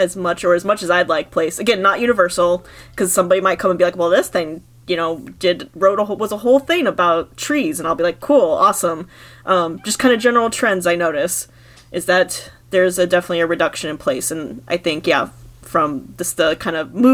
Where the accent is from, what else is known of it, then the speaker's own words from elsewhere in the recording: Michigan, United States; moved away; Michigan, where my home state was